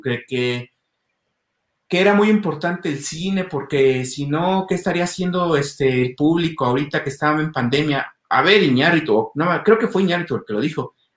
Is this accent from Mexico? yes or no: yes; Mexico City, Mexico; Soy de la Ciudad de México